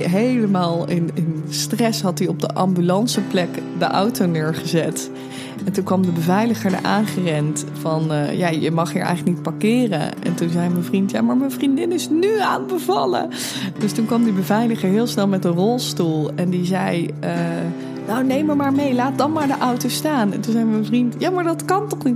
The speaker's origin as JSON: {"language": "Dutch", "town": "Amsterdam", "region": "North Holland", "country": "Netherlands", "said": "34 jaar oud, kom uit Amsterdam."}